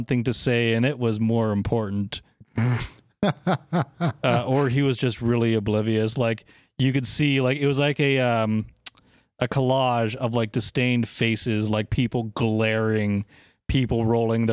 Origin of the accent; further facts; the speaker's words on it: East Coast, United States; I am from the East Coast